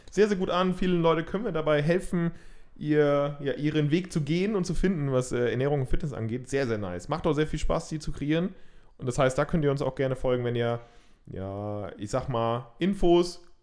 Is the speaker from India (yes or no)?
yes; India; Als {S1} Inder muss ich das, glaube ich, auch sagen.